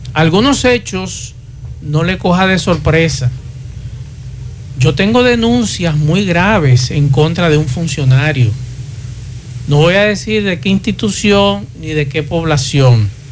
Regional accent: Santo Domingo, Distrito Nacional, Dominican Republic; now in Santiago, Dominican Republic; mi acta de nacimiento eh, de, Santo Domingo, donde nací

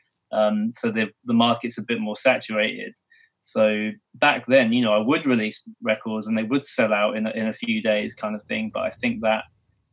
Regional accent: Milton Keynes, South East England, United Kingdom; also born or lived in California; I'm from a place called Milton Keynes in England. So I've been here like pretty much all my life

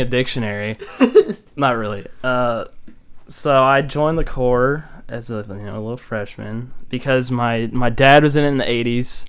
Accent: Keller, Texas, United States; moved away as an adult; this one dude asked where I was from. I said like Keller

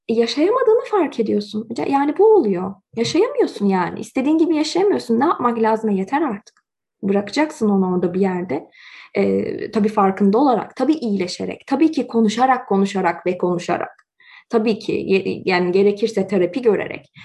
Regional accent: Turkey; now in Canada; eğer benim evim Türkiye idiyse ben neden Kanada'dayım

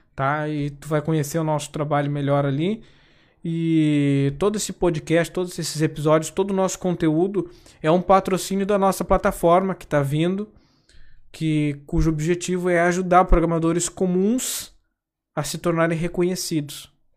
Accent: Gaúcho, Rio Grande do Sul, Brazil; Se vocês não repara no tu, tá? Que eu sou gaúcho

